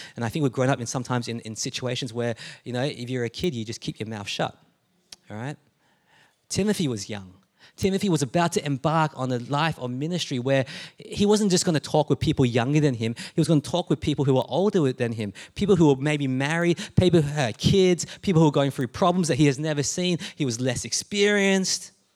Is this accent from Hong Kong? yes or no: no; Melbourne, Victoria, Australia; also born or lived in Adelaide, Australia; I'm born in Adelaide because that's where my parents met, right? And, um, and so we moved to Melbourne and to this place when I was younger.